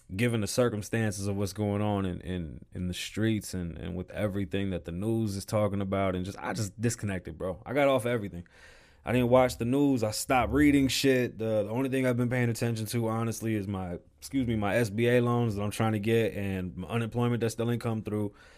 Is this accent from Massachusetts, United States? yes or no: no; New York City, New York, United States; I was born in the Bronx